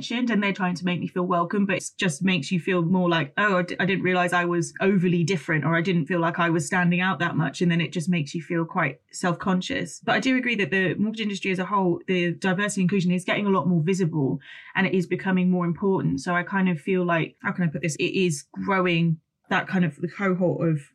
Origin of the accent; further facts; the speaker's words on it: United Kingdom; I identify as more British and I grew up in a more white area